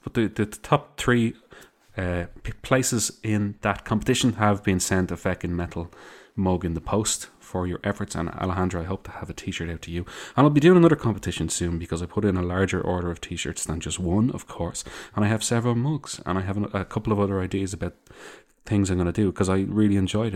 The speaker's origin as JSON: {"language": "English", "country": "Ireland", "said": "I also say lads 'cause I am Irish"}